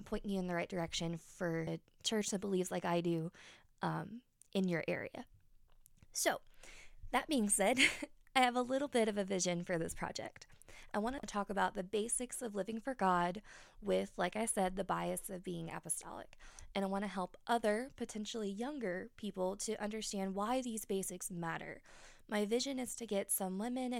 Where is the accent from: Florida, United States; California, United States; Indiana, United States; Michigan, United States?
Indiana, United States; Indianapolis; now in West Virginia, United States; I was raised in Indianapolis, but now I live in West Virginia